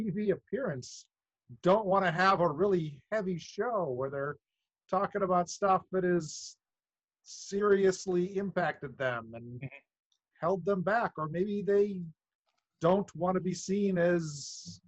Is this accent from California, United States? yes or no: no; Wisconsin, United States; now in Santa Clara, United States; I grew up in Wisconsin